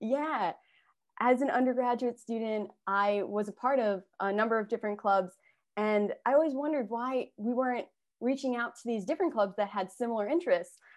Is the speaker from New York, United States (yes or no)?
yes; Long Island, New York, United States; I grew up on Long Island